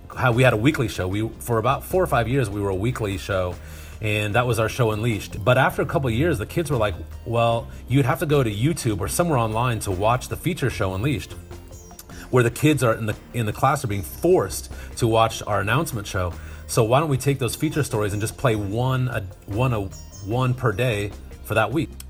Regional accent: Northern Nevada, United States; also born or lived in Reno, Nevada; now in Rocklin, United States; I grew up in Northern Nevada and, uh, went to high school just south of Carson City, the capital

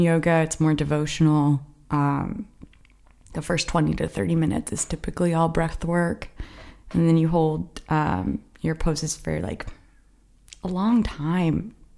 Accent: South Florida, United States; moved away as an adult; also born or lived in Fort Lauderdale; now in Los Angeles, United States; South Florida. It's swampy

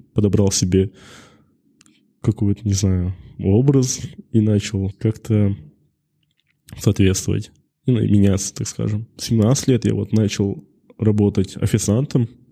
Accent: Karaganda, Karaganda Region, Kazakhstan; moved away as an adult; also born or lived in Maikuduk, Karaganda; now in Almaty, Kazakhstan; родом из города Караганда

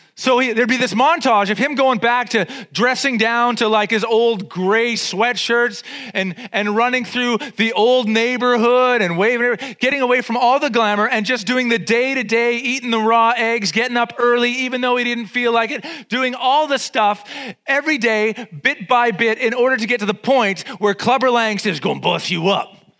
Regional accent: Vancouver, British Columbia, Canada; I grew up in East Van. I'm totally street

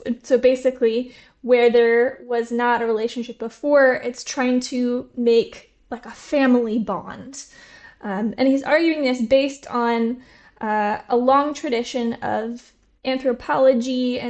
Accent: Seattle, Washington, United States; moved away as an adult; also born or lived in Cambridge, United Kingdom; now in Göttingen, Germany; I'm from Seattle originally.

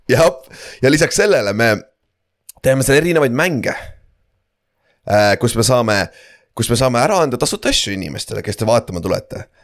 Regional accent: Tartu, Tartu County, Estonia; mina kui tartlane küsin.

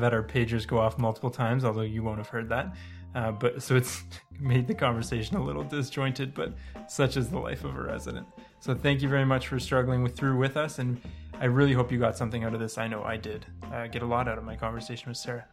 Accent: Toronto, Ontario, Canada; moved away as an adult; now in British Columbia, Canada; I'm from Ontario. I was raised in Toronto. I moved to British Columbia for residency

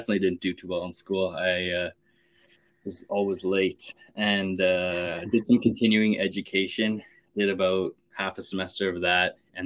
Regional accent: Calgary, Alberta, Canada; born and raised in Calgary, Alberta, Canada

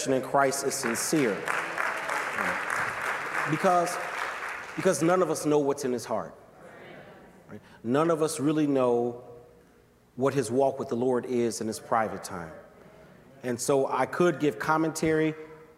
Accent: Chicago, Illinois, United States; I'm from Chi

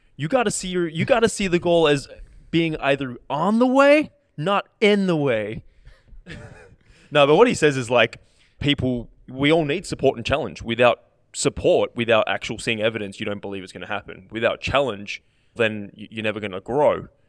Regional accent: Australia; as an Australian player

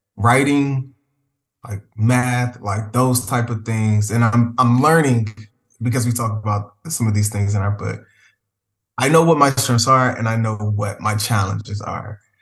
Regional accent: Prince George's County, Maryland, United States; Prince George's County Public Schools, which is located, uh, not too far from the nation's capital, but it's a predominantly Black county located in Maryland. And that's home for me. That's where I grew up

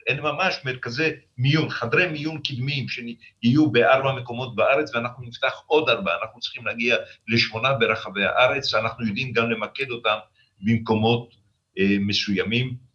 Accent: the Negev, Southern District, Israel; הנגב, גדלנו בו

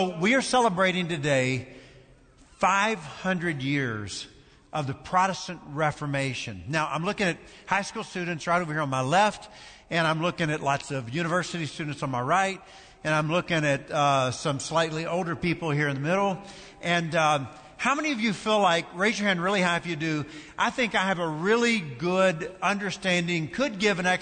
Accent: Kentucky, United States; moved away; my home state

